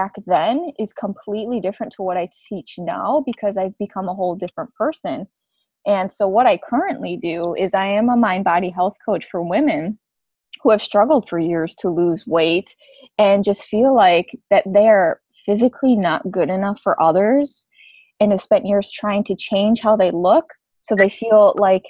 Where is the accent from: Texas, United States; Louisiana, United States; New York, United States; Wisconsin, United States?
Wisconsin, United States; I grew up in Wisconsin